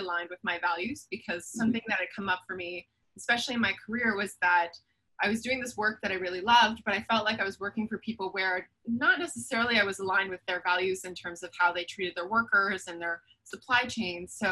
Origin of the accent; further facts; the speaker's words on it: Toronto, Ontario, Canada; I'm born and raised in Toronto